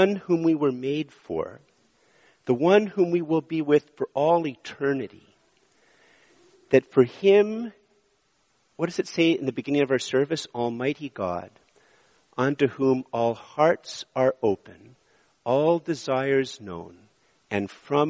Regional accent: Montreal, Quebec, Canada; moved away as an adult; also born or lived in Ottawa; I'm from Montreal. When I moved to Ottawa, I thought I was moving to a smaller place

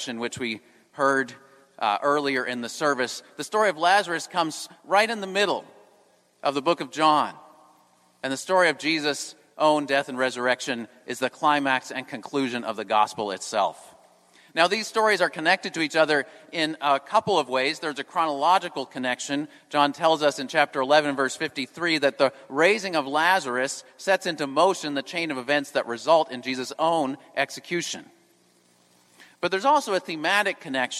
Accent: New England, United States; moved away; I'm from New England

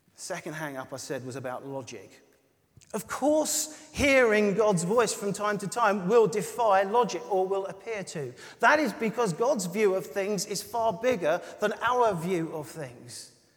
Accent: United Kingdom; we're British

